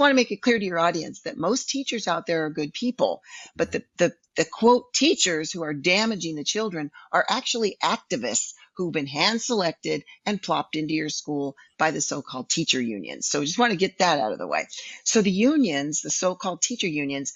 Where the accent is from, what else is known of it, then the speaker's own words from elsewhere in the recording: California, United States; We're from California